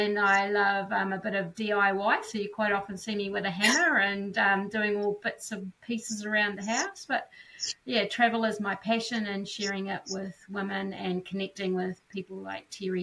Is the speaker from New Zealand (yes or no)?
yes; New Zealand; So I'm born and bred in New Zealand, so that's where I'm coming from today or tonight